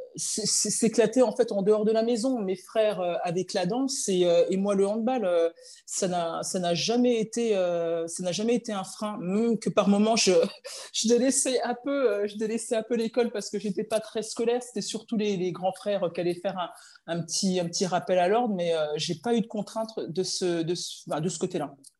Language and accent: French; Chenôve, Bourgogne-Franche-Comté, France; je suis originaire de Chenauve, donc euh, quartier populaire de Dijon